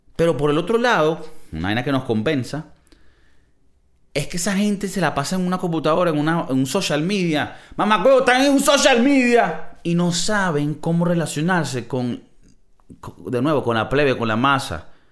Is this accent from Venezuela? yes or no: yes; Venezuela; moved away as an adult; now in United States; los que somos de Venezuela